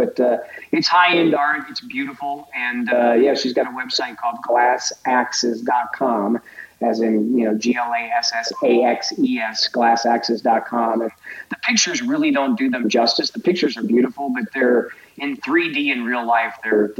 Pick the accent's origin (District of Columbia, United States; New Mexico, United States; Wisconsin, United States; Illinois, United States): Wisconsin, United States; because I grew up in Wisconsin. When I was in high school, I was in Wisconsin.